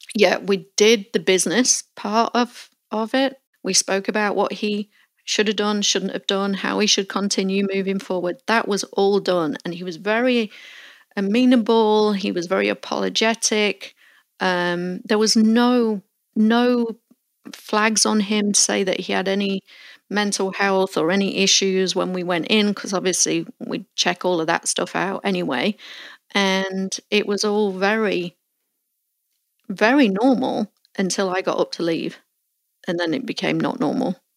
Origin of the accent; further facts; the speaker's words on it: Melton Mowbray, East Midlands, United Kingdom; moved away; I recently visited my hometown of Melton Mowbray in Leicestershire, England, for the first time in 25 years